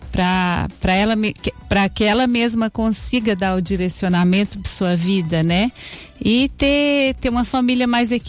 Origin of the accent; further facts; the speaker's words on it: Minas Gerais, Brazil; now in Araraquara, Brazil; Mineira, sou mineira, mas adotei Araraquara